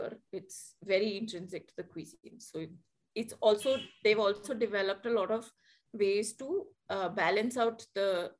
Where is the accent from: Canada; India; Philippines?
India; I'm Indian.